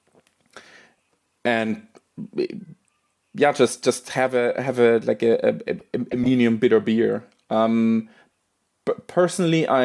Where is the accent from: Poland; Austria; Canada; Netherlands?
Austria; moved away; I'm originally from Austria